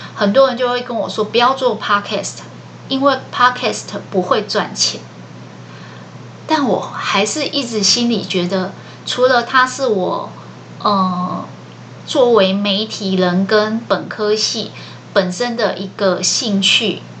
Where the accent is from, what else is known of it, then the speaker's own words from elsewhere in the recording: Taiwan; 我们台湾人